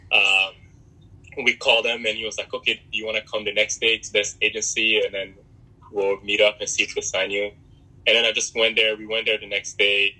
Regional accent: New York, United States; English is a second language; also born or lived in Republic of Congo / North Carolina / Philadelphia; I was I was mostly raised in New York, um, from like eleven till basically now. Um, New York is like my home

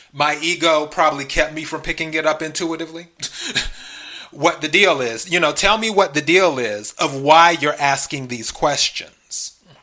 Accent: the Carolinas, United States; also born or lived in Los Angeles, California; now in Texas, United States; I'm originally from the South. I'm originally from the Carolinas, and of course Texas. I'm in the South.

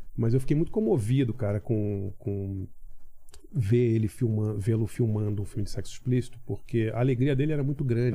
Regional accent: Rio de Janeiro, Brazil; moved away as an adult; also born or lived in New York, United States; now in São Paulo, Brazil; morei na, na, Ilha do Governador, no Rio, infância classe média

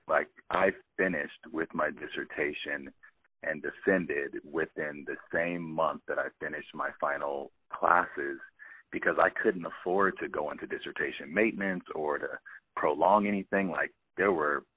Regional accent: Pasadena, California, United States; also born or lived in Grinnell, Iowa; Born and raised in Pasadena, California

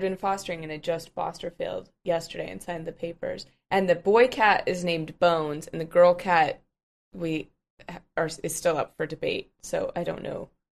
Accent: Colorado, United States; I'm from Colorado

